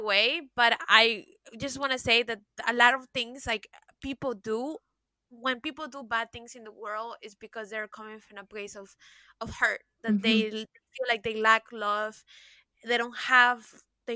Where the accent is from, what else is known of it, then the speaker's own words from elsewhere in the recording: Peru; also born or lived in Miami, United States / New York, United States; now in France; growing up in Peru